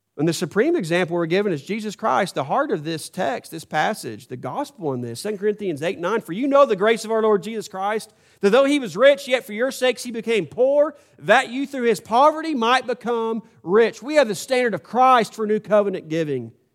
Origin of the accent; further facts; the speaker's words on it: United States; I was born in the United States of America